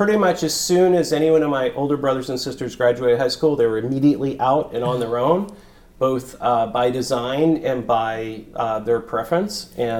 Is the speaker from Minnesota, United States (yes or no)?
no; Merritt Island, Florida, United States; also born or lived in Columbus, Ohio; And I lived in Ohio until the age of 9. Then I moved to Merritt Island, Cocoa Beach, Florida, the Space Coast.